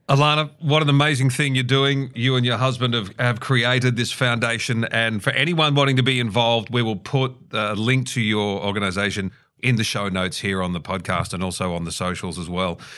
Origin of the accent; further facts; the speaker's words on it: Australia; growing up in Australia in the, in the early eighties